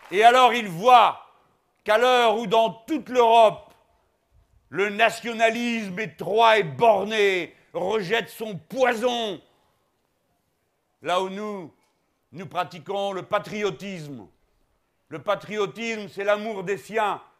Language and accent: French; Hauts-de-France, France; Moi, je suis d'ici, je suis du Pas-de-Calais, du bassin minier, pour la raison que, comme vous, mes grands-parents n'étaient pas français